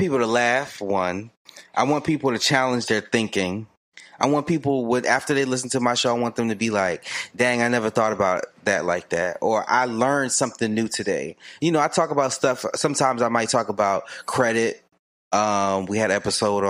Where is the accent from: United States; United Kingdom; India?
United States; Maryland; moved away as an adult; now in Atlanta, United States; I grew up in Maryland